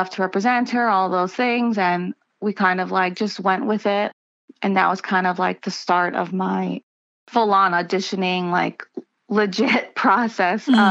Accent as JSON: {"language": "English", "town": "New York City", "region": "New York", "country": "United States", "tie": "born or raised there", "also_born_or_lived": "Long Island, New York", "said": "I grew up in New York, first in Queens, and then we moved out to Long Island when I was a teenager"}